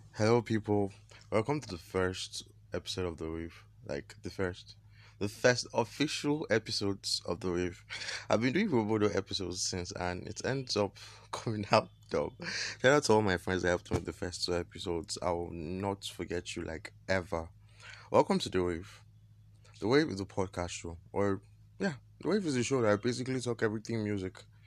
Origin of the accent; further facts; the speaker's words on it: Nigeria; I am Nigerian